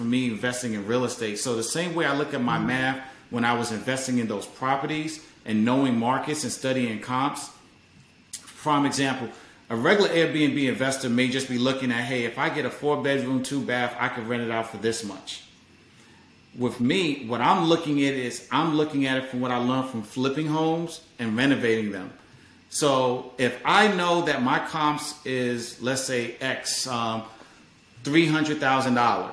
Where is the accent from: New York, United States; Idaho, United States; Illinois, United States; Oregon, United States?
New York, United States; New York City; moved away as an adult; also born or lived in Hampton, Virginia; now in Maryland, United States; I'm originally from New York. I'm from Harlem